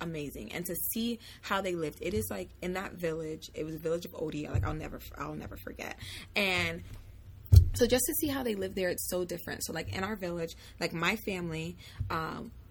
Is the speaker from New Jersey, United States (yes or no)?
no; Florida, United States; even though I was born here, I grew up in Florida